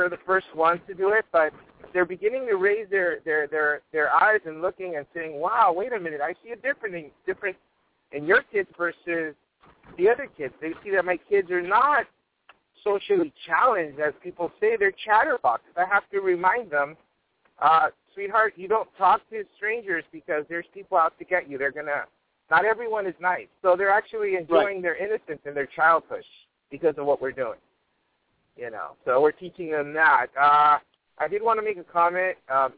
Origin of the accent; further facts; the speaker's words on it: Los Angeles, California, United States; I grew up in Watts